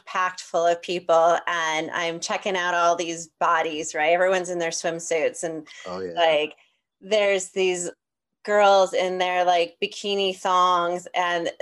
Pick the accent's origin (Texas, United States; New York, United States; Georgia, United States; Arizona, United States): New York, United States; now in Los Angeles, United States; I grew up in New York